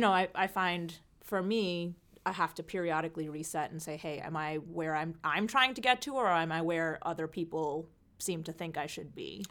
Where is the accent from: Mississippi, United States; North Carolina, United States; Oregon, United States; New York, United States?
New York, United States; the New York area, United States; also born or lived in California; I grew up out here in New, uh, the New York area